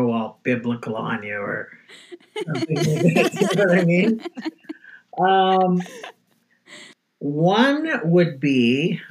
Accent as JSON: {"language": "English", "town": "Toronto", "region": "Ontario", "country": "Canada", "tie": "born or raised there", "said": "I grew up in the west end of Toronto, which is called Weston"}